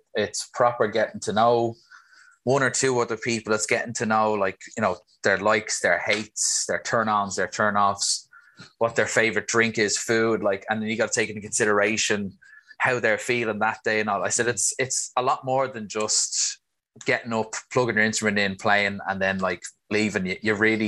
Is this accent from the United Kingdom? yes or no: no; Swords, Leinster, Ireland; I'm from Swords, just right beside the airport, so North Dublin.